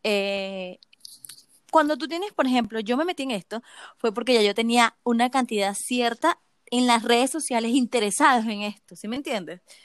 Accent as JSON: {"language": "Spanish", "country": "Venezuela", "moved": "yes", "lives_now": "Chile", "said": "yo soy venezolana, eh, este, pero estoy aquí en Chile."}